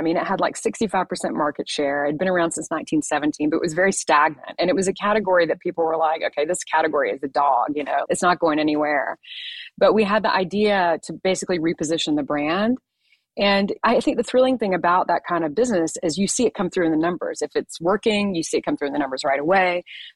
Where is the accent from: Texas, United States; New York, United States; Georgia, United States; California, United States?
Georgia, United States; Atlanta; I'm actually from Atlanta, by the way, which is where I am right now